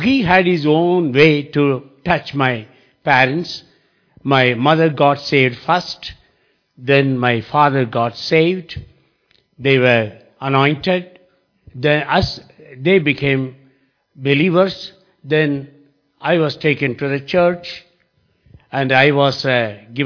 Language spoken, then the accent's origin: English; Mysore, Karnataka, India; I came from a city called Mysore which is in the South India.